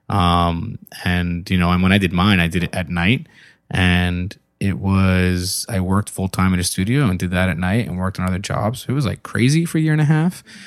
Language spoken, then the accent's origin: English; New York, United States; also born or lived in Philadelphia; now in Baltimore, United States; growing up in, in New York